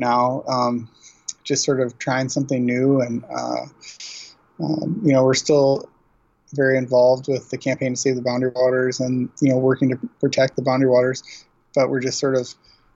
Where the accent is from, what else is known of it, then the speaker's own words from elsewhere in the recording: Chicago, Illinois, United States; moved away as an adult; now in Cook County, United States; I grew up in Chicago, but just loved the wilderness, and that was what drew me to northern Minnesota